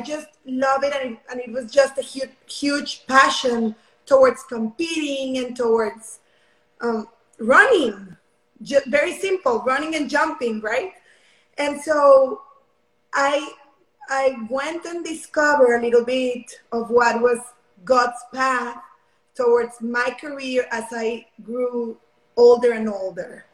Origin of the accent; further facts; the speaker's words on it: Mexico; now in Houston, United States; I'm currently from Mexico. Um, right now, my family and I live in Houston, Texas.